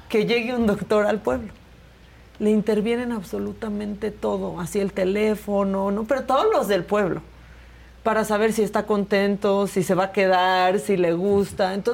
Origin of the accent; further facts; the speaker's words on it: Mexico; yo me siento mexicana como la que más